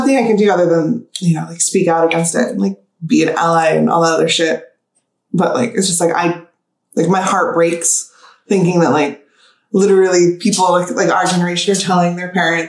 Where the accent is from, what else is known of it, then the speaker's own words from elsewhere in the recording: Sacramento, California, United States; I was born and raised California, especially Northern California, hour and a half outside of San Francisco, grew up in like, literally, it's called the rice capital of California. It's called the Rice Bowl. Like growing up in Sacramento